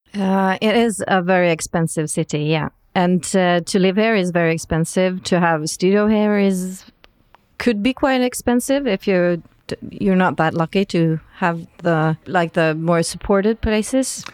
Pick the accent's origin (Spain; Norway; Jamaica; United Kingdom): Norway; West Coast of Norway, Western Norway; I'm from the West Coast